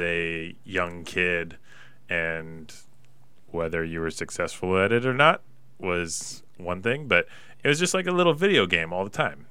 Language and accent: English; Pullman, Washington, United States; growing up in Pullman, small little town